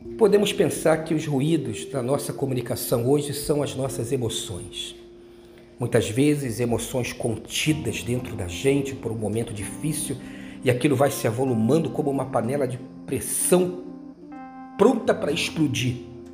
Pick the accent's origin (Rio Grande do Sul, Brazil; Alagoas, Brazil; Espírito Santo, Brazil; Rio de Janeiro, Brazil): Rio de Janeiro, Brazil; quando eu era menino lá em Bras de Pina, morava numa rua perto de uma ladeira